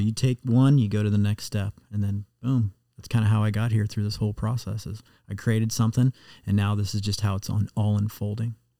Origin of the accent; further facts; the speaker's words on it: Muscatine, Iowa, United States; now in Cincinnati, United States; where I grew up in Muscatine, right on the Mississippi River